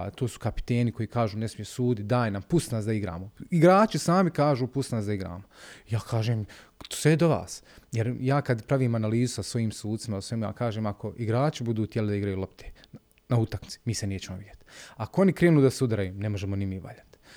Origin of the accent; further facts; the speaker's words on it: Sarajevo, Federation of Bosnia and Herzegovina, Bosnia & Herzegovina; ja dolazim iz Sarajeva